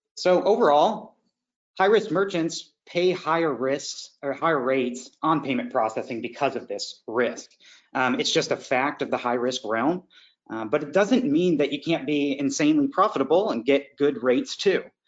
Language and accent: English; Indiana, United States; now in Florida, United States; I'm from Indiana